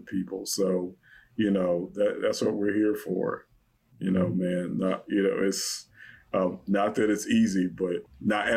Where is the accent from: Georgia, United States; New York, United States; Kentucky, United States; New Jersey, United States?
Kentucky, United States; Louisville; moved away; I'm from Louisville, you know, Kentucky